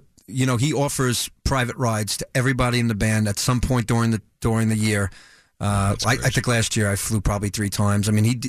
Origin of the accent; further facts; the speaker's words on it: New York, United States; I'm from New York.